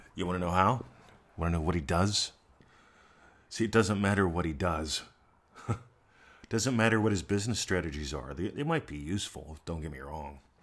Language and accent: English; United States; moved away; I'm an American expat.